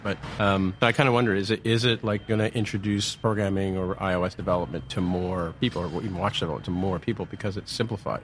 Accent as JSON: {"language": "English", "town": "San Francisco", "region": "California", "country": "United States", "tie": "born or raised there", "said": "San Francisco, born and raised"}